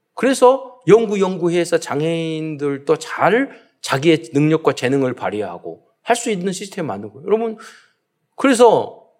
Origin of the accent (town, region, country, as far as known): South Korea